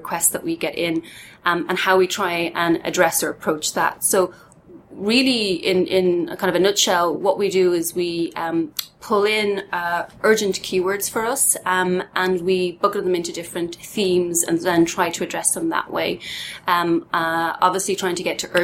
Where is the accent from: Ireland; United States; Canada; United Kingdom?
Ireland; Dublin, Leinster; born and bred in Dublin